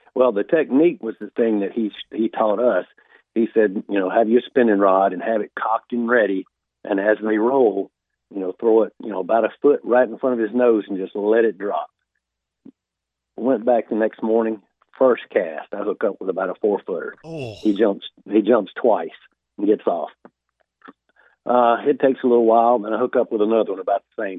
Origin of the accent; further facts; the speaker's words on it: South Alabama, United States; I grew up hunting in South Alabama